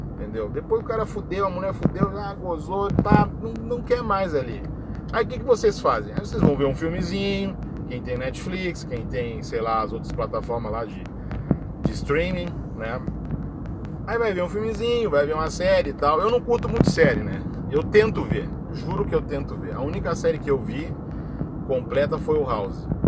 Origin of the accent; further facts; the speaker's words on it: Brazil; Eu sou brasileiro